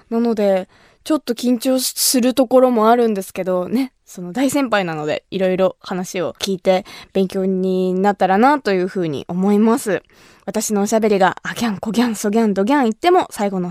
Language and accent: Japanese; Kumamoto, Japan; 私の地元熊本の高橋酒造の米焼酎